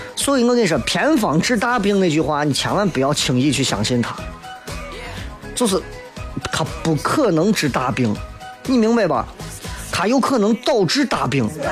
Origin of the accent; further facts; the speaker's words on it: Shaanxi, China; 我们陕西人